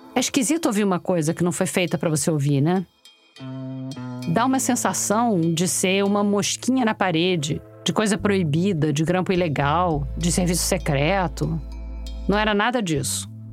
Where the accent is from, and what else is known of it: Rio de Janeiro, Brazil; accent: carioca